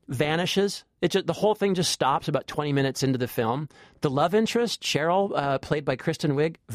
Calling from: Columbia, Maryland, United States; I am calling from Columbia, Maryland.

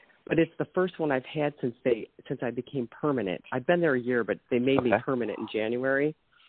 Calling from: Ohio, United States

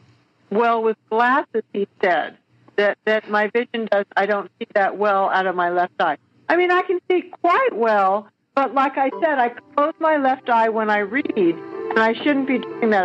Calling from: Atascadero, California, United States; I'm calling from Atascadero, California, which is on the central coast of California.

